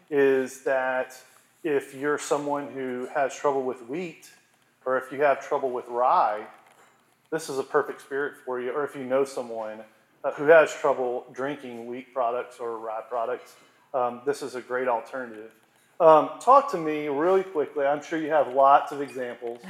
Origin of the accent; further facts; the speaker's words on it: Monroe, Louisiana, United States; I, I, grew up most of my life in Monroe